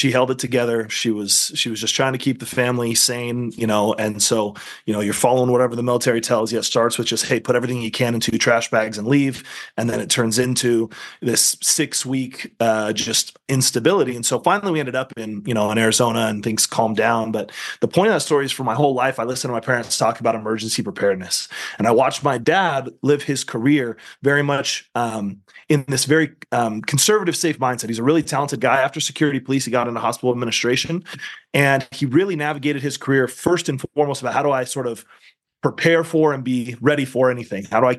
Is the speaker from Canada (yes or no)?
no; Central Luzon, Philippines; born there; So I was born in the Philippines.